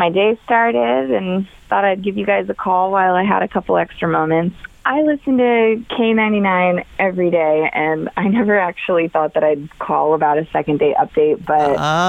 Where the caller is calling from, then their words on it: Northridge, California, United States; I'm from Northridge.